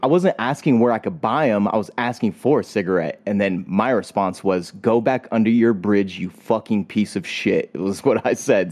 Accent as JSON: {"language": "English", "region": "California", "country": "United States", "said": "I'm from California"}